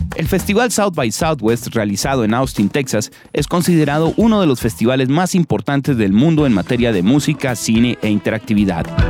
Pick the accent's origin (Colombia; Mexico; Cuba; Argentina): Colombia